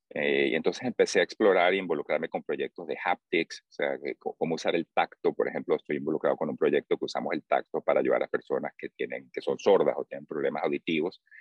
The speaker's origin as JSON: {"language": "Spanish", "country": "Venezuela", "tie": "born or raised there", "also_born_or_lived": "Bay Area, United States", "moved": "as an adult", "lives_now": "United States", "said": "soy de Venezuela, crecí ahí, después del bachillerato vine a, estudiar en la universidad"}